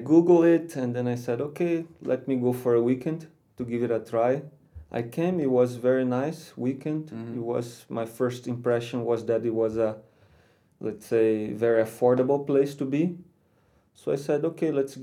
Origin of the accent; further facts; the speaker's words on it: Rio de Janeiro, Brazil; moved away as an adult; also born or lived in Spain / Slovakia; now in Czech Republic; I am from Rio. From Rio de Janeiro